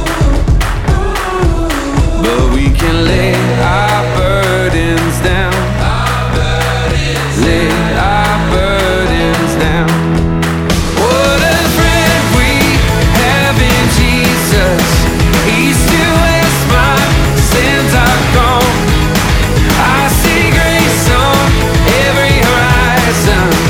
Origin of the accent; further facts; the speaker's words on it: Newtownabbey, Northern Ireland, United Kingdom; I grew up on a farm just outside Newton Abbey